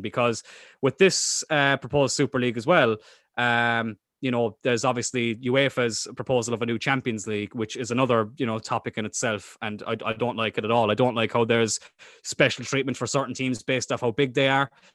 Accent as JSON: {"language": "English", "town": "Cork", "region": "Munster", "country": "Ireland", "said": "we're from Cork."}